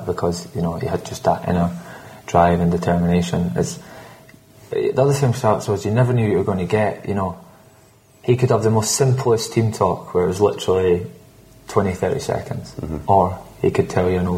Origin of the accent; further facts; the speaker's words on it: Scotland, United Kingdom; I'm Scottish